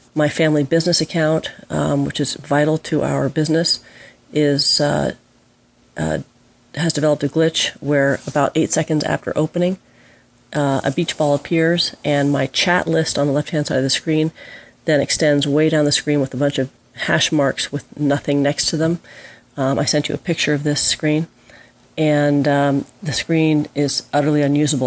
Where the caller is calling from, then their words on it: Carmel, California, United States; I'm calling from Carmel, California.